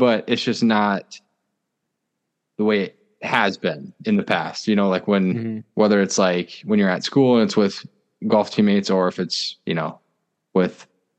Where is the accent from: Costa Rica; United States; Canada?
United States; Midwest; growing up in the Midwest